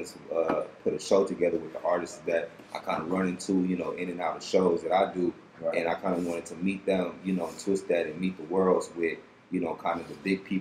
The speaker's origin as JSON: {"language": "English", "town": "Detroit", "region": "Michigan", "country": "United States", "tie": "born or raised there", "also_born_or_lived": "Los Angeles", "said": "I'm from Detroit, Michigan. Grew up here"}